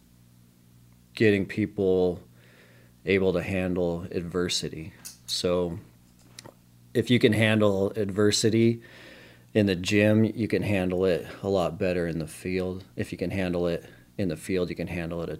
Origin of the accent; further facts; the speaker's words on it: Billings, Montana, United States; born and raised in Montana